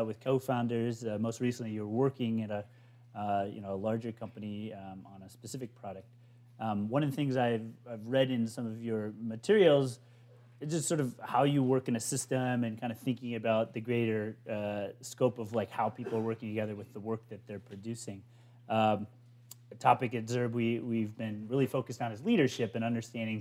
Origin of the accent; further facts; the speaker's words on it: Minnesota, United States; I'm actually from Minnesota in the Midwest